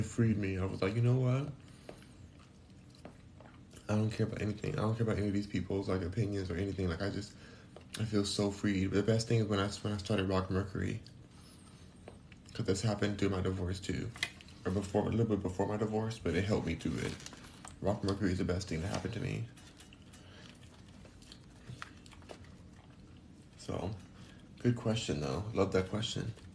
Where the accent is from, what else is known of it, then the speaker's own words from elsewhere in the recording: California, United States; now in Houston, United States; I'm from California